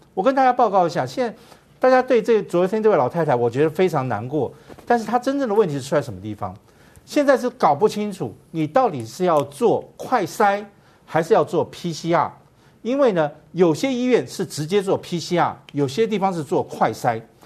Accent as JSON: {"language": "Chinese", "country": "Taiwan", "said": "我们台湾人是稍微紧张型的"}